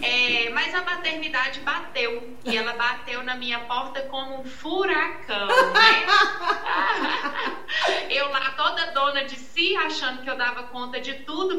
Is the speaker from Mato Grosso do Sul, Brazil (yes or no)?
no; Arcos, Minas Gerais, Brazil; sou aqui de Arcos, né? de Uma cidade do interior